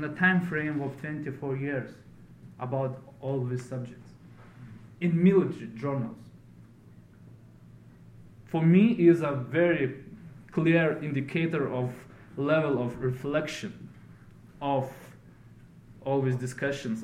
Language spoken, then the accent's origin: English; Lithuania